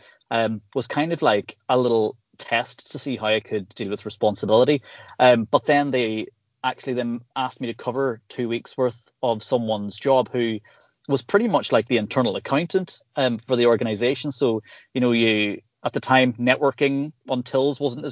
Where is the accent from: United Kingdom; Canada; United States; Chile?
United Kingdom; Northern Ireland; growing up in Northern Ireland